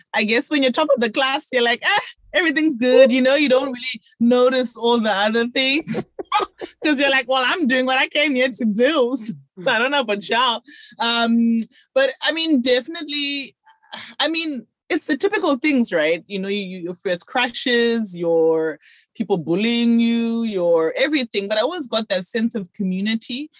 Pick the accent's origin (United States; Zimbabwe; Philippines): Zimbabwe; I really enjoyed my childhood. I was very lucky that obviously Zimbabwe was in a, in a different space than it is now